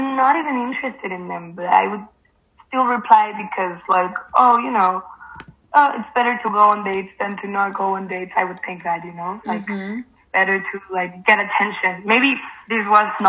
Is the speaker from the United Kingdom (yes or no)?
no; Mexico; now in Spain; I live in Spain right now. I'm from Mexico.